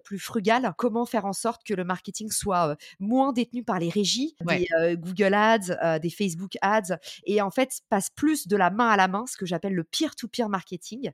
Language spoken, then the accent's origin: French; Paris suburbs, Île-de-France, France; also born or lived in New York; je suis née en, et j'ai grandi en banlieue parisienne